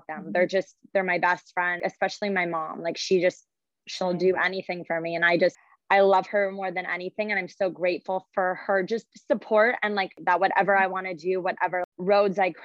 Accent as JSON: {"language": "English", "region": "Southern California", "country": "United States", "tie": "born or raised there", "also_born_or_lived": "Michigan", "said": "born and raised in Southern California"}